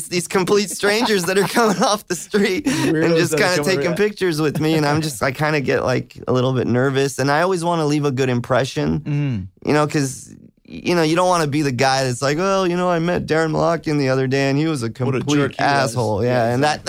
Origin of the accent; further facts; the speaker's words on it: Hollywood, California, United States; But I grew up right off Hollywood, around Santa Monica and Vine.